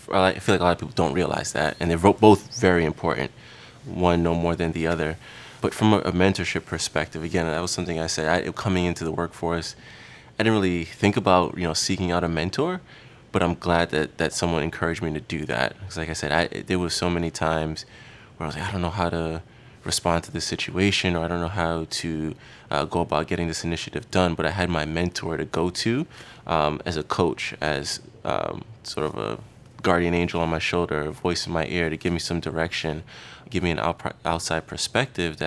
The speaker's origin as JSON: {"language": "English", "town": "New York City", "region": "New York", "country": "United States", "tie": "born or raised there", "said": "I grew up in Queens, New York"}